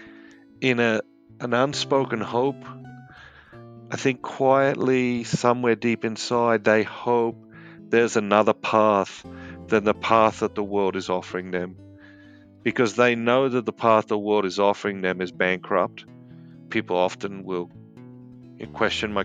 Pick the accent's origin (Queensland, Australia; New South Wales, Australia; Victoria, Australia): New South Wales, Australia; Sydney; now in United States; I grew up in Sydney, Australia, and I live here in the United States now.